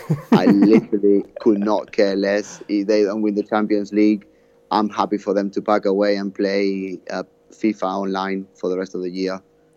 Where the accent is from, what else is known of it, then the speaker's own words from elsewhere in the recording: Barcelona, Catalonia, Spain; I was born in Barcelona